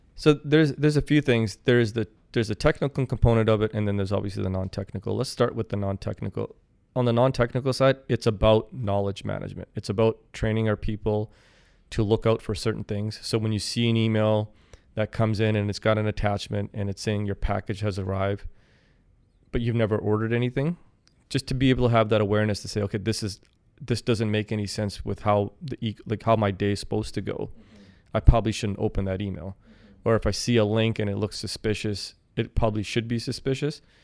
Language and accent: English; Kelowna, British Columbia, Canada; also born or lived in Saskatoon, Saskatchewan; I'm born and raised in Kelowna